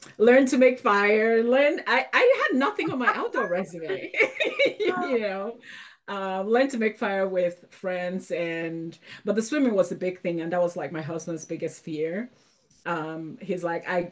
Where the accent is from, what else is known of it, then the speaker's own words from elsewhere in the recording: Nigeria; I grew up in Nigeria